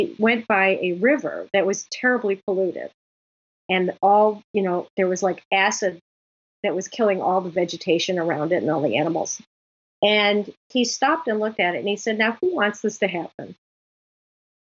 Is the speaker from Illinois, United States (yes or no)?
yes; Chicago, Illinois, United States; Chicago, my hometown